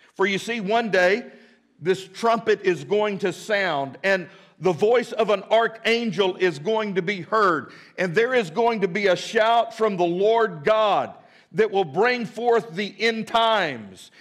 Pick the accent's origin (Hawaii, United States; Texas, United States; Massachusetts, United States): Texas, United States; Midland; now in Fort Smith, United States; I grew up in Midland, Texas, always wanted to be a cowboy